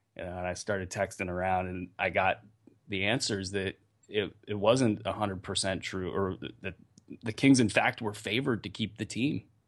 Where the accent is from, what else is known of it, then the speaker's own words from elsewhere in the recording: Northern California, United States; I grew up in Northern California